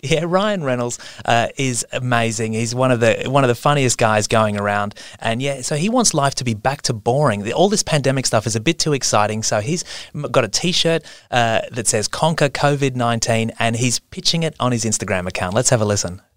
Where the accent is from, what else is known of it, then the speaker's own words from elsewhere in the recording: Queensland, Australia; I'm from Queensland, and so I spend a lot of Christmases as a kid in North Queensland at my uncle's house